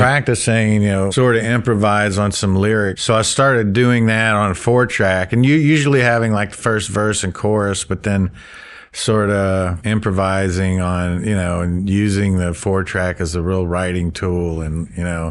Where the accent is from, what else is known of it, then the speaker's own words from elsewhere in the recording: Gulf Breeze, Florida, United States; moved away as an adult; now in Oxford, United States; I grew up in Gulf Breeze, Florida